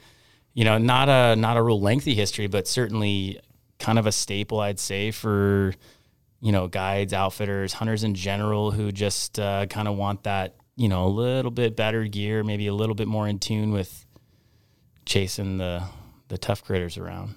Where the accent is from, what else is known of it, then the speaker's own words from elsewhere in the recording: Anchorage, Alaska, United States; I grew up in Anchorage. I mean, I grew up, uh, I went to Chugiak High School